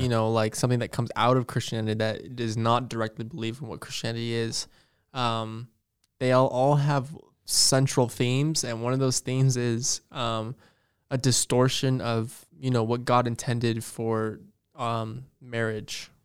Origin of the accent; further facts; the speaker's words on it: Las Vegas, Nevada, United States; I grew up in Vegas also